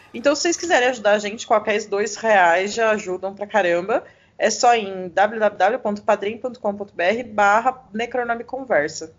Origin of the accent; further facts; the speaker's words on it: São Paulo, Brazil; eu sou aqui de São Paulo